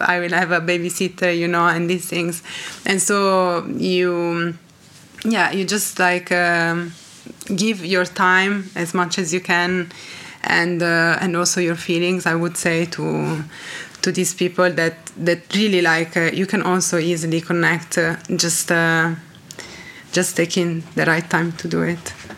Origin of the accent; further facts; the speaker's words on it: Reggio Emilia, Emilia-Romagna, Italy; English is a second language; come from Reggio Emilia, that is a very small city close to Bologna, so kind of in the north of Italy